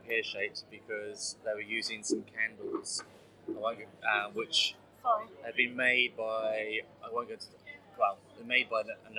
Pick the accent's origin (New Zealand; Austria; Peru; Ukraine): New Zealand; now in United Kingdom; although I've lived here for a while. I'm from New Zealand originally.